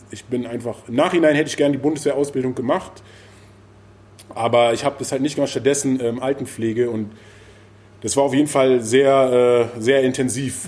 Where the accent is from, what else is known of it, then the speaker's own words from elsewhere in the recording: Berlin, Germany; ich komme auch aus Berlin, aus dieser Zeit